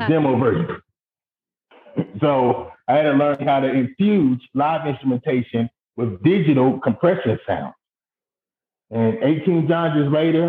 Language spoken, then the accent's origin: English; New York City, New York, United States; growing up in Brooklyn, New York